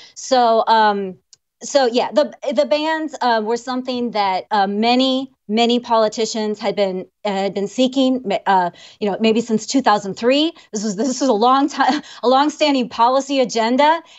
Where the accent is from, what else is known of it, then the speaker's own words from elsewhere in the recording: Illinois, United States; I'm from, uh, Illinois. I spent, well, basically Illinois.